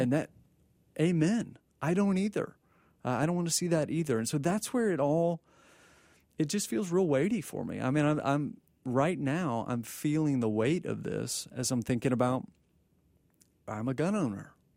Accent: Texas, United States; born and raised in Texas

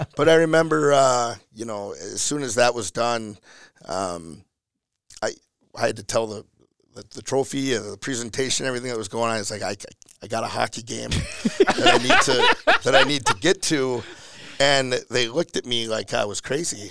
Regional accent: Elk River, Minnesota, United States; born and raised in Elk River

